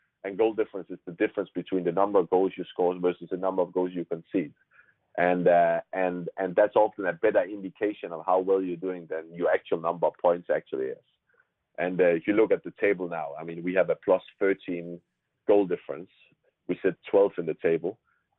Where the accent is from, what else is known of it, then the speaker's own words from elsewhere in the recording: Herning, Central Denmark Region, Denmark; moved away; my hometown, which is called Herning.